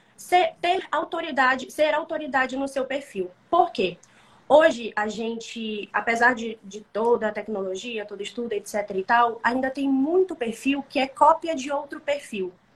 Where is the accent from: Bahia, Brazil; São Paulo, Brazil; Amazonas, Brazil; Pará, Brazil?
Amazonas, Brazil; Manaus; sou de Manaus, Amazonas, norte do nosso país